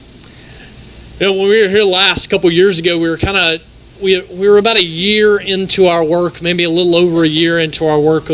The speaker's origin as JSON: {"language": "English", "town": "Raymond", "region": "Mississippi", "country": "United States", "said": "we're Mississippi people. I'm from Raymond"}